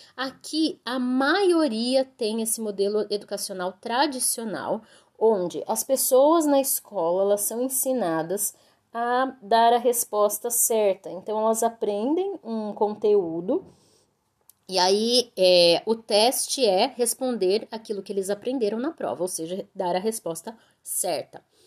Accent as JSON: {"language": "Portuguese", "country": "Brazil", "moved": "as an adult", "lives_now": "Vietnam", "said": "pra gente do Brasil"}